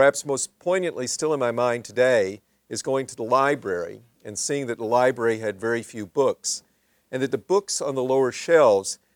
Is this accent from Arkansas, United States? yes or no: yes; Little Rock, Arkansas, United States; I grew up in Little Rock, Arkansas, the segregated South